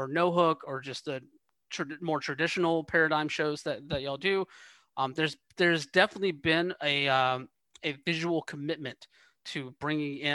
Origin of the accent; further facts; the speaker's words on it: Georgia, United States; moved away as an adult; also born or lived in Atlanta; now in West Coast, United States; I'm from Georgia originally. I lived in that Atlanta area for like 11 years or so